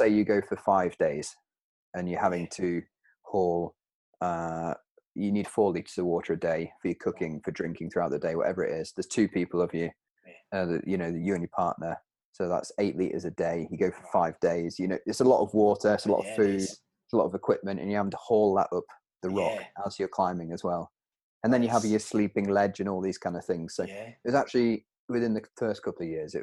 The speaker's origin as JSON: {"language": "English", "area": "Peak District", "region": "East Midlands", "country": "United Kingdom", "said": "I'm from the Peak District, where the rocks are 10 meters high, maybe"}